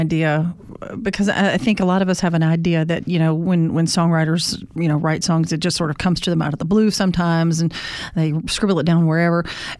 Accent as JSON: {"language": "English", "region": "Mississippi", "country": "United States", "moved": "yes", "said": "I'm originally from Mississippi"}